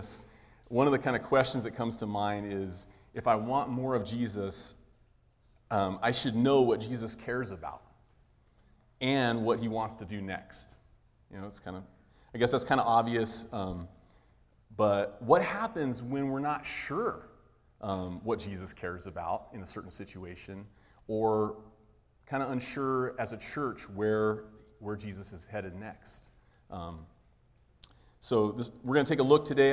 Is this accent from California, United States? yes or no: yes; Pacific Grove, California, United States; So Wes and I grew up in Pacific Grove, California, near Monterey